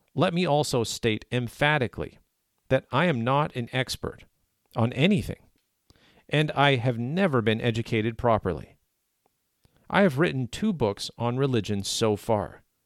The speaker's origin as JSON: {"language": "English", "country": "Canada", "said": "as a Canadian who is protected by the Canadian Charter of Rights and Freedoms"}